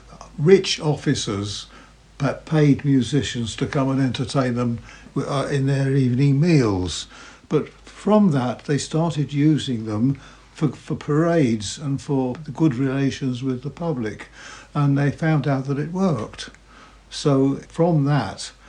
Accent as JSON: {"language": "English", "town": "Glasgow", "region": "Scotland", "country": "United Kingdom", "tie": "born or raised there", "also_born_or_lived": "Oman", "moved": "yes", "lives_now": "Tisbury, United Kingdom", "said": "I was born in Glasgow, 1940"}